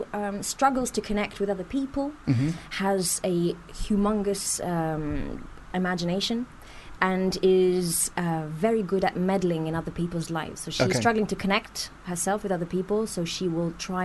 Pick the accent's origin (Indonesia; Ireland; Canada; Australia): Canada; Montreal, Quebec; first language French; English is a second language; I am from the French part of Canada, so I'm from Montreal.